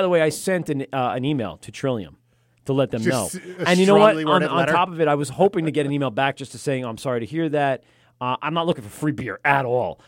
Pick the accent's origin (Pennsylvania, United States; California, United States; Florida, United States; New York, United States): New York, United States; Amityville; a kid I grew up with in Amityville